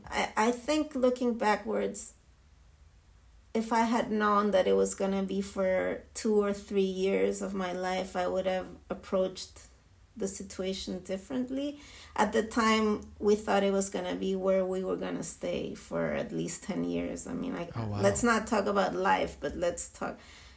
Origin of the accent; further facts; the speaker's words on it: Israel; English is a second language; being Jewish and being born and raised in Israel is a different experience.